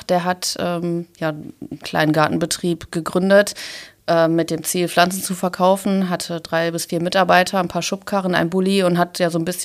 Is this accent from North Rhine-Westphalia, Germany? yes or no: yes; Essen, North Rhine-Westphalia, Germany; und auch hier in Essen haben wir viele Herausforderungen. Und ja, ich möchte meine Heimat, meine Stadt, meine Region, möchte ich mitgestalten